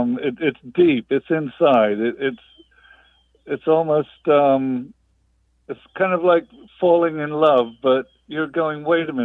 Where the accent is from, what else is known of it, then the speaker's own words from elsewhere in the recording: England, United Kingdom; now in Tallahassee, United States; Right. I'm English originally.